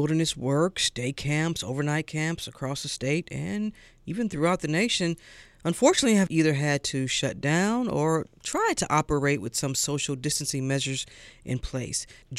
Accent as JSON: {"language": "English", "town": "St. Louis", "region": "Missouri", "country": "United States", "moved": "yes", "lives_now": "Atlanta, United States", "said": "I'm from St. Louis, so, you know. I'm a Midwest girl, always will be"}